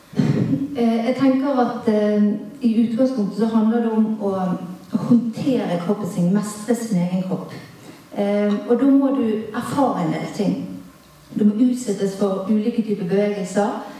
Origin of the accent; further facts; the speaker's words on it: Bergen, Vestland, Norway; jeg er bergenser sjøl